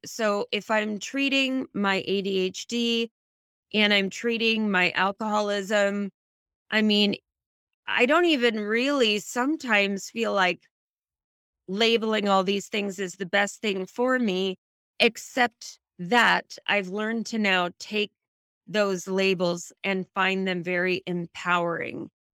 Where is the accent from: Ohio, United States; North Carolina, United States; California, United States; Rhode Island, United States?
California, United States; Silicon Valley; I grew up in the Silicon Valley